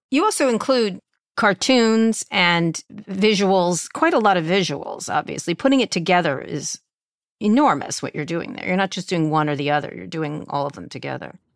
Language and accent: English; Roslyn Harbor, New York, United States; I grew up in Roslyn Harbor